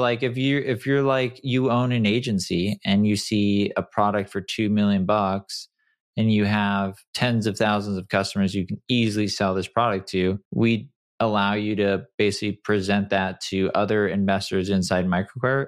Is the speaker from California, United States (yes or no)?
yes; San Clemente, California, United States; also born or lived in Detroit, Michigan; I grew up in Detroit. I moved to San Clemente when I was, you know, like, five